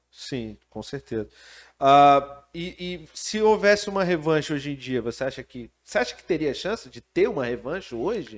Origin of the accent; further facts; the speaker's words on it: Brazil; como brasileiro